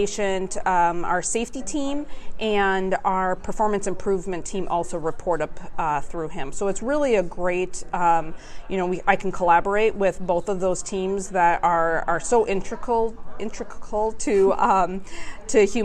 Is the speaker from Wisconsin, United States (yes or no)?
yes; Milwaukee, Wisconsin, United States; also born or lived in Clemson, South Carolina; I'm from the Milwaukee area